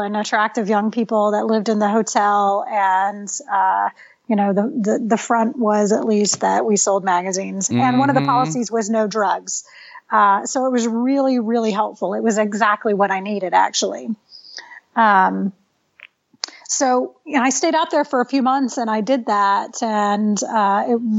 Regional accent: Texas, United States; moved away as an adult; also born or lived in California; I came back to Texas. I'm basically from Texas

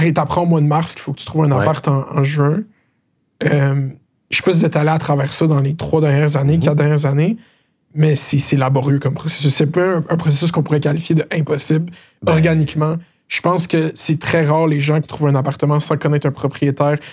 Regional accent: Laval, Quebec, Canada; j'ai grandi à Laval

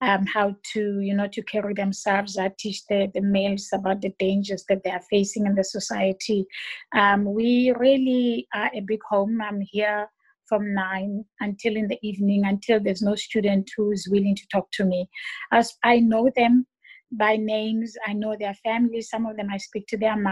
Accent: Johannesburg, Gauteng, South Africa; now in Port Elizabeth, South Africa; I'm from Joburg originally, and I ended up here in PE by default

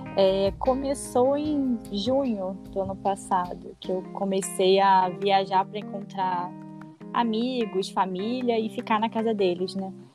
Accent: Rio de Janeiro, Brazil; moved away as an adult; also born or lived in Baixada Fluminense / Belém / Brasília; eu sou do Rio, sou carioca

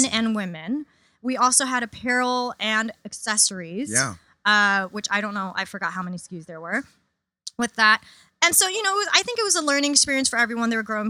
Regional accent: New York City, New York, United States; I grew up in Queens, super diverse.

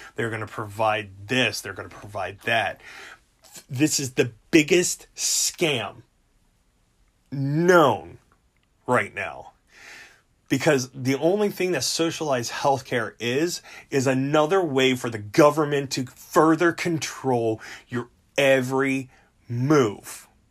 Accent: United States; we're all American

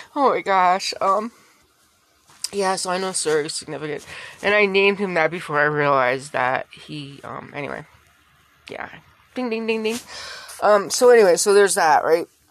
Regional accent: Connecticut, United States; I grew up in Connecticut

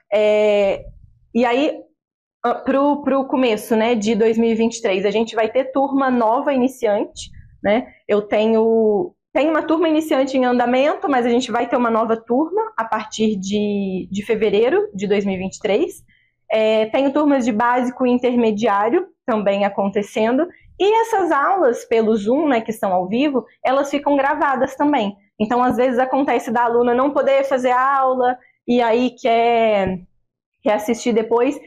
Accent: Barão de Juparanã, Rio de Janeiro, Brazil; also born or lived in Vassouras; nascida e criada em Barão de Paranã. É, morei em Juparanã minha vida toda praticamente

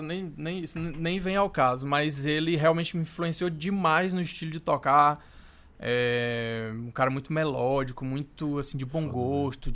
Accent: Brazil

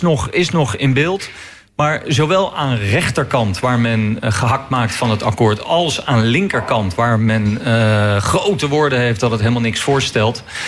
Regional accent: The Hague, South Holland, Netherlands; ik kom uit Den Haag, woon in Den Haag

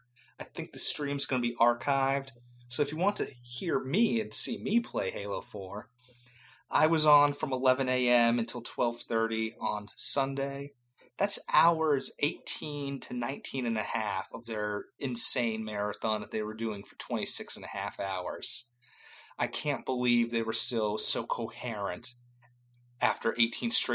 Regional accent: Boston, Massachusetts, United States; I was born and raised in Boston. That's my hometown

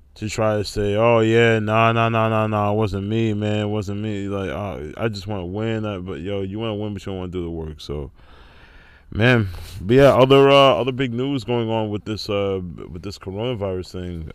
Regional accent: Rockland County, New York, United States; my hometown in, uh, Rockland County, New York.

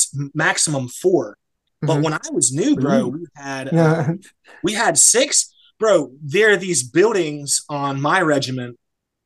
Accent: United States; moved away as an adult; now in France; I am American, so I'm in France

